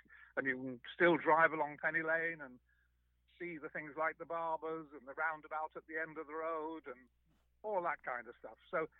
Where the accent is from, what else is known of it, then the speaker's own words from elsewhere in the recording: Liverpool, North West England, United Kingdom; I was born and bred in Liverpool. I went to school near the city centre, and I was in my early teens at that time as the … started to emerge.